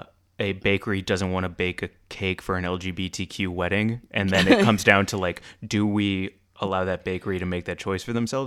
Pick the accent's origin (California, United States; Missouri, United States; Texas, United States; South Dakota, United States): Missouri, United States; St. Louis; the St. Louis Blues, Stanley Cup champions. My hometown is the best team in hockey.